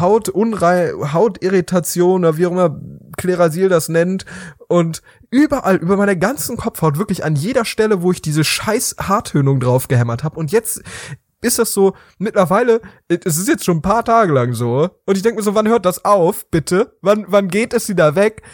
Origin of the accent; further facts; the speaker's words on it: Rhineland, Germany; bei uns im Rheinland